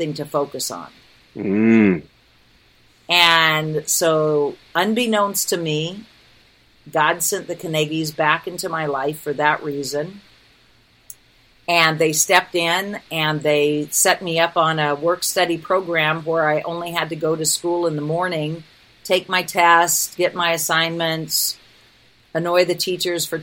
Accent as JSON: {"language": "English", "town": "Reedsport", "region": "Oregon", "country": "United States", "tie": "born or raised there", "moved": "yes", "said": "I went to my hometown. I don't own property there anymore. We sold my parents' house when they passed. But I go back every year. Reedsport is this weird little tiny community in the middle of nowhere on the Oregon coast"}